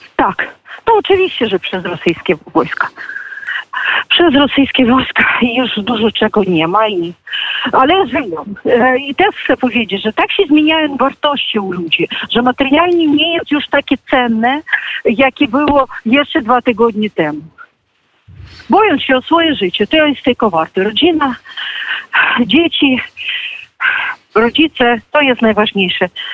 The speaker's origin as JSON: {"language": "Polish", "country": "Ukraine", "said": "Jestem prawdziwą Ukrainką"}